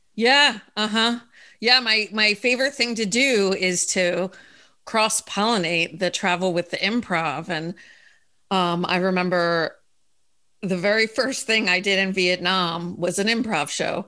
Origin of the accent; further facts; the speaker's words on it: Philadelphia, Pennsylvania, United States; moved away as an adult; also born or lived in Denver, Colorado; now in Florida, United States; I'm from Philadelphia originally